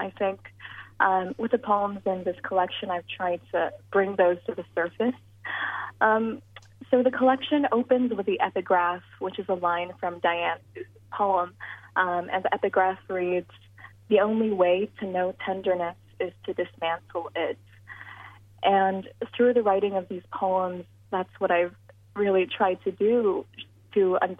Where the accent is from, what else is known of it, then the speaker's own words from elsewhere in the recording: Philippines; particularly as a woman, particularly as a Filipino woman.